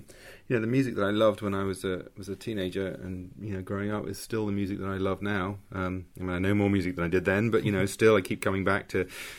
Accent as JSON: {"language": "English", "region": "London", "country": "United Kingdom", "tie": "born or raised there", "said": "People growing up in Mitcham, Surrey, composition was obviously the way out for me."}